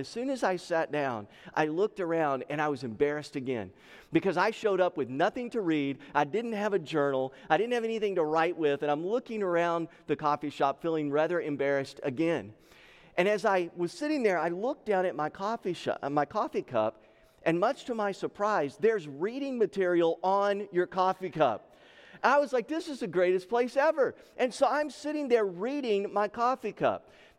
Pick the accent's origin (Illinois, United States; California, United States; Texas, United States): Texas, United States; I was born and raised in the state of Texas. So I grew up in the South, and when I got to the Northwest